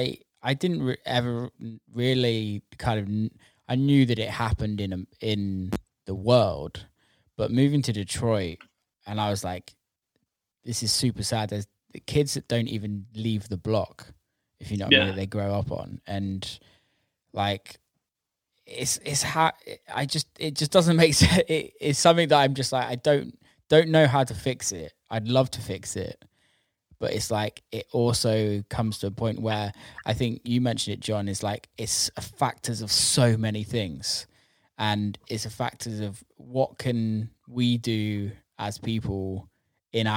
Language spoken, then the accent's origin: English; United Kingdom